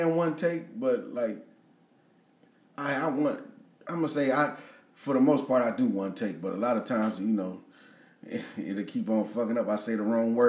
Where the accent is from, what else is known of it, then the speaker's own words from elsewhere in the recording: Peoria, Illinois, United States; also born or lived in Dallas; I'm from Peoria